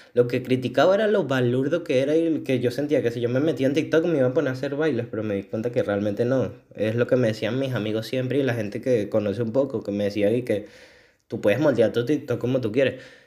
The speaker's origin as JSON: {"language": "Spanish", "country": "Venezuela", "said": "soy venezolano"}